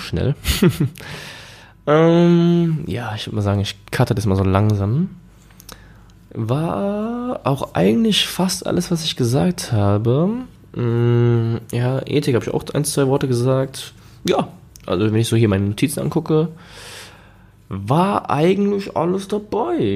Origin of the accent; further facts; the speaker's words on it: Germany; bei uns in Deutschland